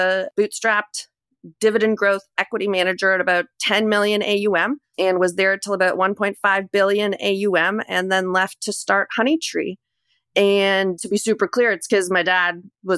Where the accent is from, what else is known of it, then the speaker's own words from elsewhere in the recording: Toronto, Ontario, Canada; also born or lived in Montreal; born and raised in Toronto